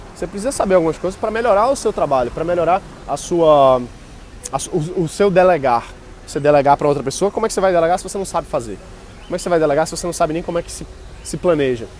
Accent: Brazil; a gente, como brasileiro

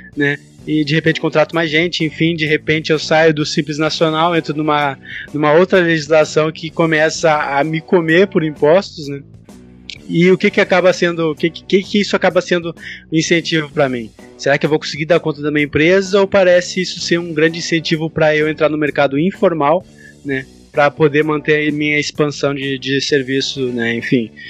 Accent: Porto Alegre, Rio Grande do Sul, Brazil; Eu sou de Porto Alegre

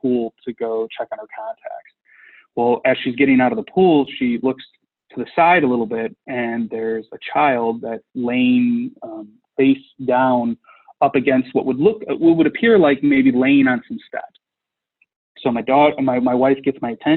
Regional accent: Midwest, United States; We're from the Midwest

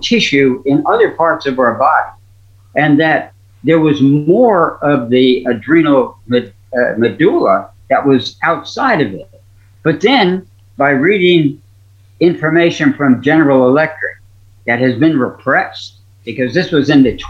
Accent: Missouri, United States; You know, I'm from Missouri. You got to show me.

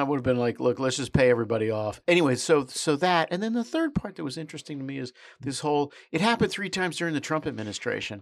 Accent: United States; I'm an American

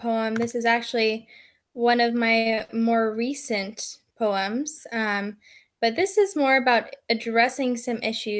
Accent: Oregon, United States; born there; also born or lived in Mexico; now in Burlington, United States; I was born in Oregon, and then I moved to Mexico when I was only 2 months old, and I lived in Mexico for some time, and then I moved back up to Oregon and then sort of immediately moved to Burlington

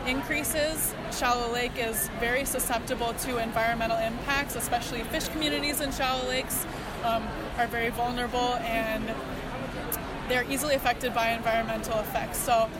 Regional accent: St. Paul, Minnesota, United States; I'm from St. Paul, Minnesota.

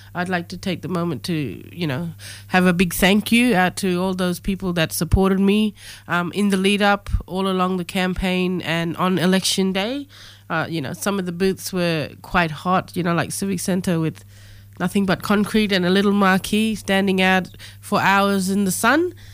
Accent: the Kimberley, Western Australia, Australia; my lived experience growing up in the Kimberley

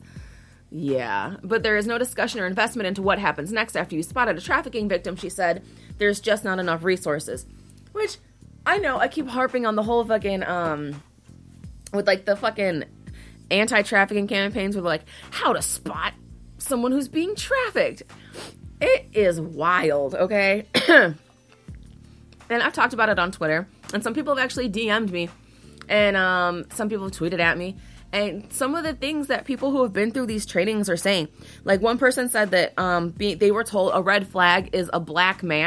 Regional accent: Chicago, Illinois, United States; I'm from Chicago

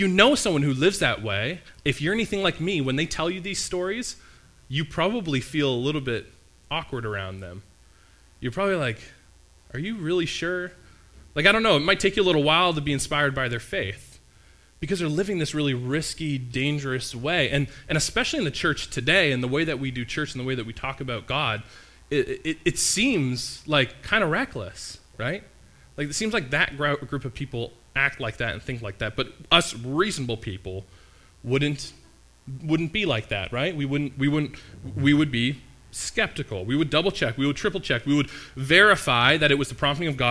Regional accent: Canada; as a Canadian here

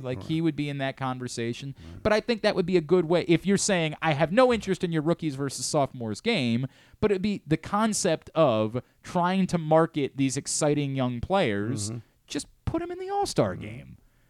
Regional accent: Parkville, Maryland, United States; I'm from Parkville, yeah.

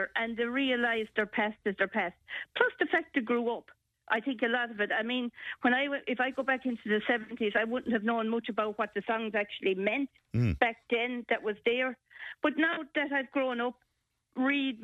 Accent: Ireland; We're Irish

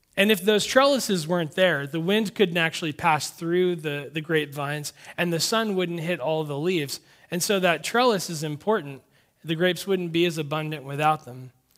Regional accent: Sonoma County, California, United States; I grew up in Sonoma County

